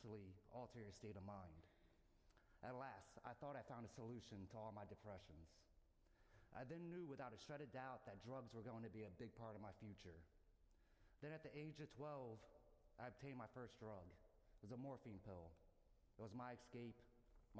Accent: New Jersey, United States; now in Atlanta, United States; I'm a Yankee from New Jersey

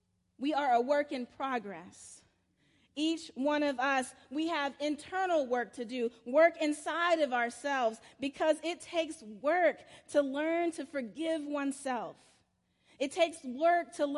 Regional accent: South Carolina, United States; now in Atlanta, United States; my little small church where I grew up in Calpin, South Carolina

